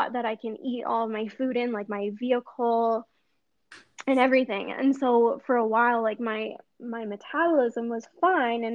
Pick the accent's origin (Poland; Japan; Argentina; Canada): Canada; Edmonton, Alberta; I'm from Edmonton, Alberta, Canada